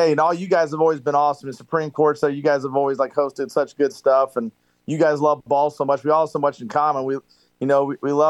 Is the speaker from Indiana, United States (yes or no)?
yes; Indiana, United States; moved away; I grew up in Indiana